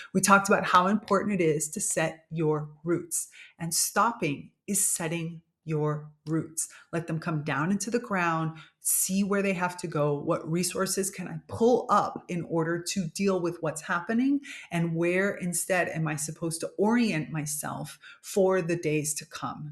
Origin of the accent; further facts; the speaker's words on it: Miami, Florida, United States; My parents are Cuban, but I was grow, grew up in Miami, Florida, which is basically North Cuba